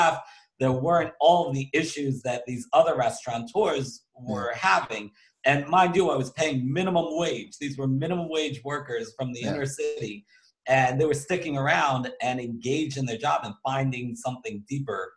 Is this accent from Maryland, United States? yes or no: yes; Baltimore, Maryland, United States; I'm from Baltimore, Maryland